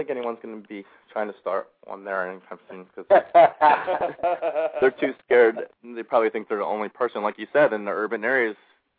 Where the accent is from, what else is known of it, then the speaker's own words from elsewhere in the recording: Levittown, Pennsylvania, United States; And Jack, I'm from Levittown. It's one of those things, if you ever get out, you never go back.